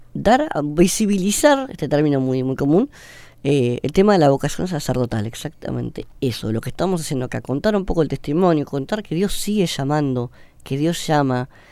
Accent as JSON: {"language": "Spanish", "region": "Buenos Aires", "country": "Argentina", "tie": "born or raised there", "also_born_or_lived": "San Isidro", "said": "Nacimos en Belgrano, después eh, nos mudamos para el lado de San Isidro, pero yo hice mi vida acá en Buenos Aires"}